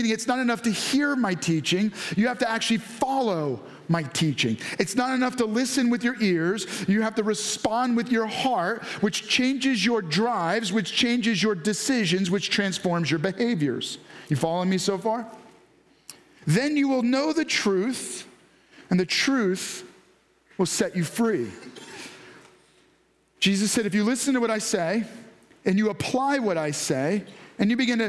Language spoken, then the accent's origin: English; New York, United States; I was raised this way. I grew up in New York, so I just drive that way.